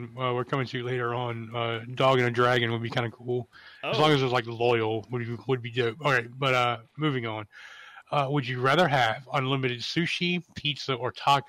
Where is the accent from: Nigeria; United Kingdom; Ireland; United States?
United States; Hawaii; I'm Hawaiian